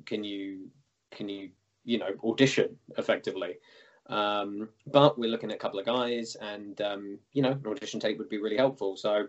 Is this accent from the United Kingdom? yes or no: yes; England, United Kingdom; moved away; I come from small domestic MMA background in the UK originally